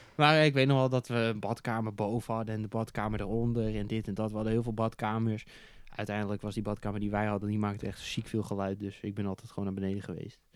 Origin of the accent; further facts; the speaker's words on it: Netherlands; als Nederlander